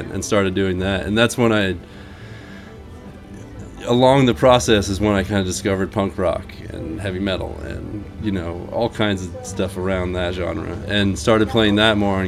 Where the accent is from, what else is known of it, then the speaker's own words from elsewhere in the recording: Manchester, Vermont, United States; In southern Vermont, southwest okay. Vermont, Manchester area